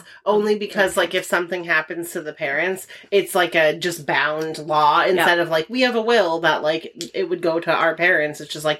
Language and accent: English; United States; We are very American.